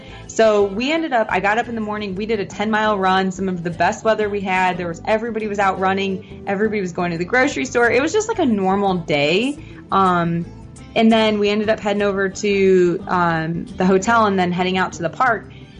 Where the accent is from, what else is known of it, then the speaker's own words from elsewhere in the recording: Midwestern United States, United States; I'm from the Midwest, so it was kind of like lake effect.